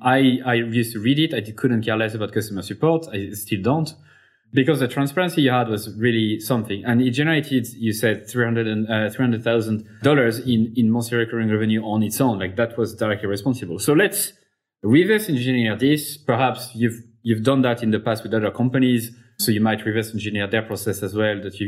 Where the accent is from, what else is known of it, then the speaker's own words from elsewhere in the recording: Clermont-Ferrand, Auvergne-Rhône-Alpes, France; it's in my hometown, Clermont-Ferrand in France.